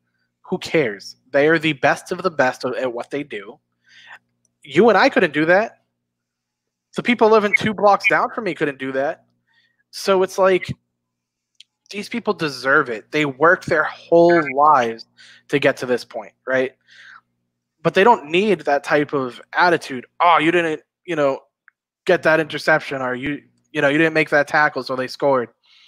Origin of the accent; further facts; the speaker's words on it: Boston, Massachusetts, United States; I'm from Boston.